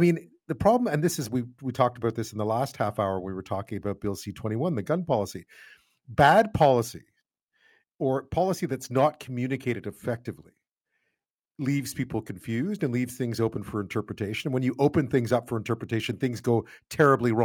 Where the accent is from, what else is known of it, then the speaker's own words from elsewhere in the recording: Quebec, Canada; I grew up in Quebec